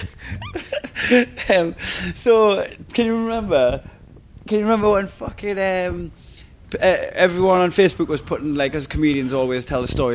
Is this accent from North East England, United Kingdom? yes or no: yes; Blyth, North East England, United Kingdom; I was a fucking ginger specky kid growing up in Blythe